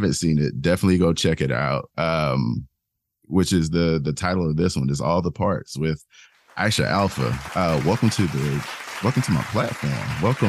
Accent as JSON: {"language": "English", "region": "South Carolina", "country": "United States", "tie": "born or raised there", "said": "as you can tell by my accent, I am from the South Carolina, born and raised."}